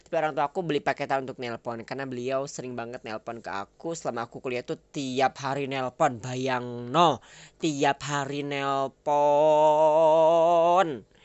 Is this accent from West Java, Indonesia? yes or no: yes; Sukabumi, West Java, Indonesia; aku asal Sukabumi aku dari keluarga yang sederhana satu orang ayah dan seorang ibu ya